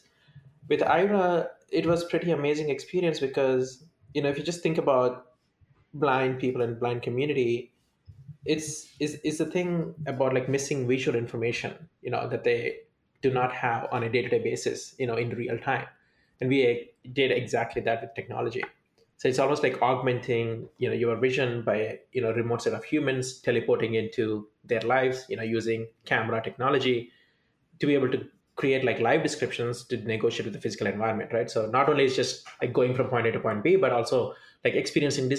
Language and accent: English; South India, India; moved away as an adult; now in United States; I was born and brought up in India